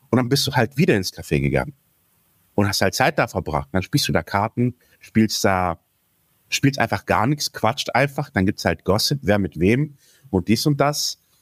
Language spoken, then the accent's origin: German; Greece; Und ich habe mich persönlich dort schon als Grieche gefühlt.